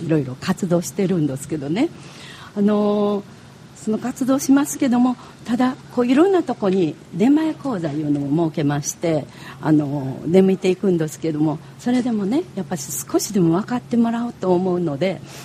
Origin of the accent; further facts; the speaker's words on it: Kyoto, Japan; accent: Kyoto dialect; 地元の京都